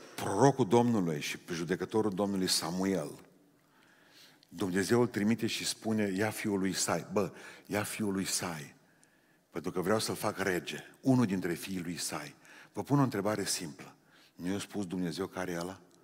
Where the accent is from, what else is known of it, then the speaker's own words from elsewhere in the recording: Romania; Noi suntem specialiști români în creșterea copiilor altora